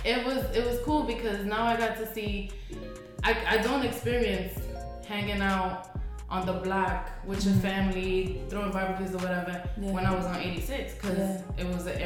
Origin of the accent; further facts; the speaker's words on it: New York City, New York, United States; also born or lived in Upper West Side, New York; growing up in the Heights